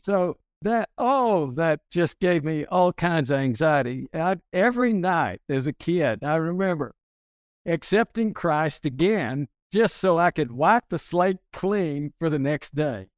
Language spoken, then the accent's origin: English; Hereford, Texas, United States; moved away as an adult; also born or lived in Carlsbad, New Mexico / Littlefield, Texas / Caracas, Venezuela; now in Houston, United States; I grew up in Hereford, Texas